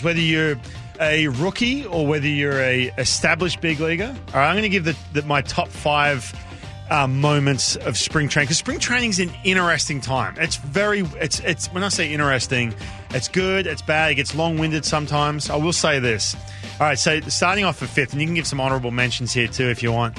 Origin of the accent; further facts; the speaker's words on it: Australia; growing up in Australia